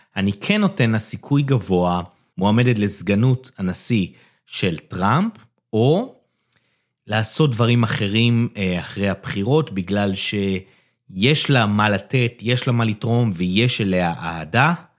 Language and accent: Hebrew; Israel; בתור ישראלי